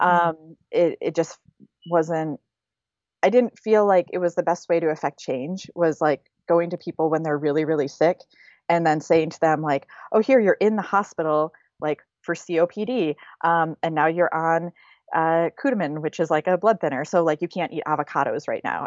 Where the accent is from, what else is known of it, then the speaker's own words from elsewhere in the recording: Grand Blanc, Michigan, United States; moved away as an adult; also born or lived in Flint, Michigan / East Lansing, Michigan; now in Oakland, United States; I was born in Flint, Michigan. I was raised in Grand Blanc